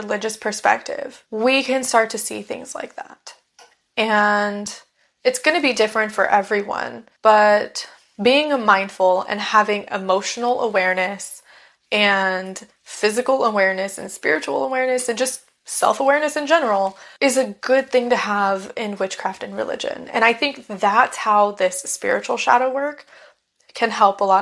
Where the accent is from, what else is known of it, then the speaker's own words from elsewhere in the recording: United States; I am a white American woman